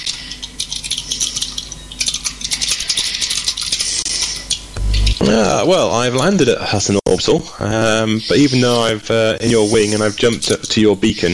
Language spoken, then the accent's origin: English; United Kingdom; We are British